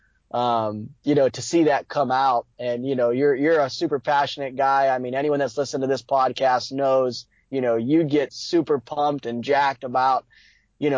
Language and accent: English; Ohio, United States; Here in Ohio